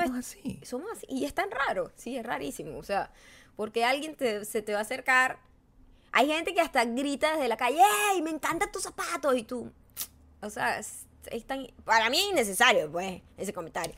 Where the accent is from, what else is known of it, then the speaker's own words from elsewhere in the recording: Punto Fijo, Falcón, Venezuela; now in United States; desde que yo nací, soy venezolana, soy de punto fijo, soy de banco obrero